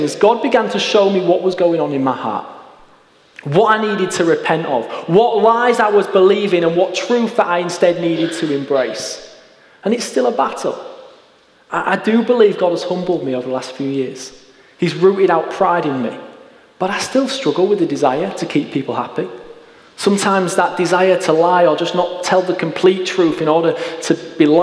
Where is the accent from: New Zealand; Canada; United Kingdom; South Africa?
United Kingdom; Hull, Yorkshire and the Humber; I grew up in East Hull, and I went to school on Bilton Grange